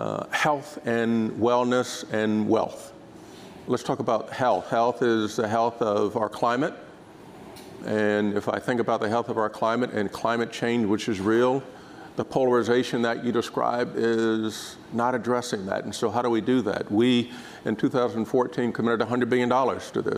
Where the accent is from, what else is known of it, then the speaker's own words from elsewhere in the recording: Dayton, Ohio, United States; moved away; my hometown, which is Dayton, Ohio